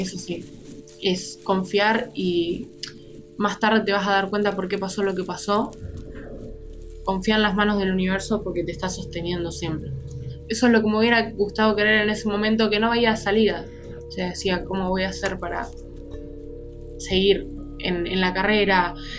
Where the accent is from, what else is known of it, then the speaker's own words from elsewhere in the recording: Argentina; Soy de Argentina